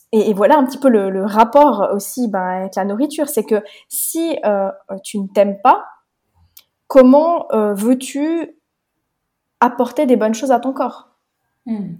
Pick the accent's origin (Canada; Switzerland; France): Switzerland; moved away as an adult; also born or lived in Romania; je viens de Suisse. Je suis née en Suisse et actuellement, je suis nomade.